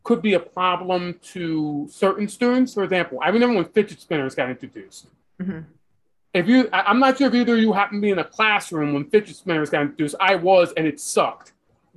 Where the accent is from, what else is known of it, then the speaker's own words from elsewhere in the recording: New York City, New York, United States; where I'm from New York City, there's like 4 weeks the entire year where it's so cold